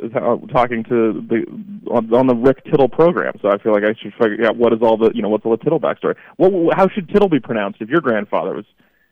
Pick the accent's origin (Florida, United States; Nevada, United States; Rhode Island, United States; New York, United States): Nevada, United States; Reno; I grew up in Reno.